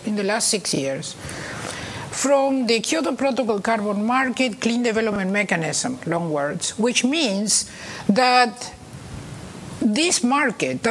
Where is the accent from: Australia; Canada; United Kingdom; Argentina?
Argentina; now in United States; I was born in Argentina, and I did my educational system here